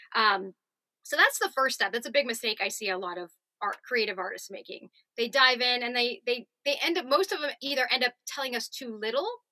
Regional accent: Southern California, United States; moved away as an adult; also born or lived in New York; I grew up in Southern California and um, doing, you know, the actor grind out there in Orange County, going to LA as a child

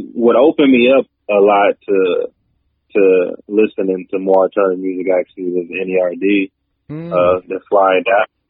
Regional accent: Georgia, United States; I grew up in Georgia

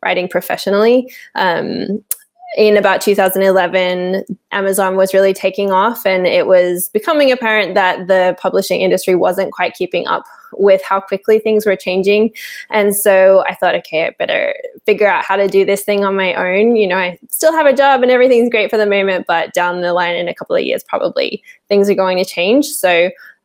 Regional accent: Sydney, New South Wales, Australia; now in Portugal; I was born and raised in Sydney in Australia

